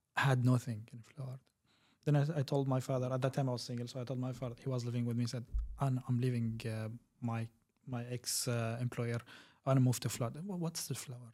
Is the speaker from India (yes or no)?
no; Kuwait; also born or lived in Syria; I'm originally from Syria. I lived in the region for around twenty-two years. Um, I grown in Kuwait.